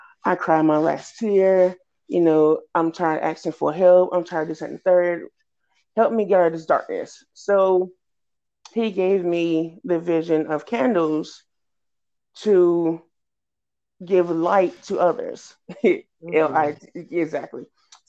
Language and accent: English; Red Springs, North Carolina, United States; now in Fayetteville, United States; I am originally from Red Springs, North Carolina